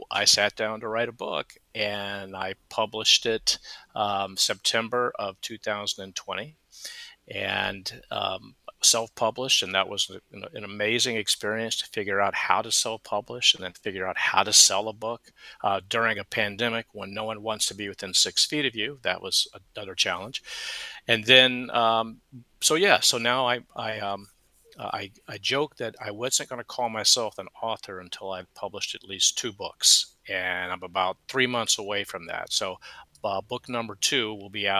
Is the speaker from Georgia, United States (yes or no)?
yes; Atlanta, Georgia, United States; moved away as an adult; also born or lived in Phoenix, Arizona; now in Charleston, United States; born and raised in Atlanta and found my way to Phoenix, Arizona